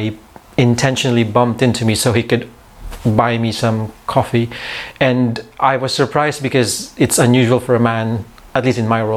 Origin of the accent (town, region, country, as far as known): Philippines; born or raised there; moved away as an adult; also born or lived in Manila